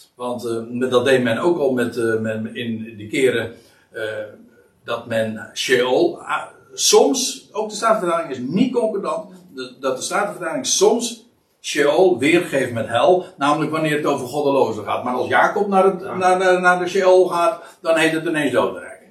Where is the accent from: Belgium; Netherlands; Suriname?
Netherlands